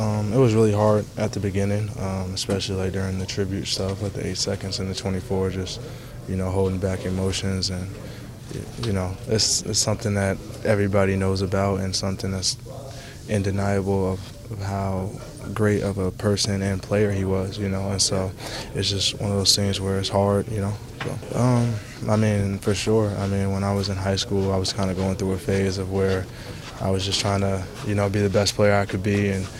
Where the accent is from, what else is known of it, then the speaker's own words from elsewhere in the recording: Las Vegas, Nevada, United States; I'm from Vegas.